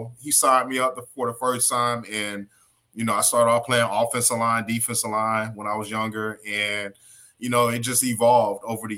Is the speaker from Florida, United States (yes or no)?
yes; Opa-locka, Florida, United States; I was born and raised in Opa-locka, Florida, you know, here in Miami, Florida.